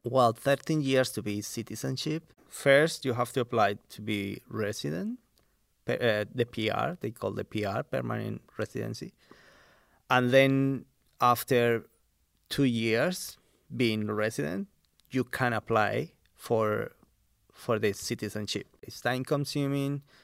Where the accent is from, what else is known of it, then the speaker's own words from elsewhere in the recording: Colombia; now in Central Coast, Australia; I grew up in Colombia, South America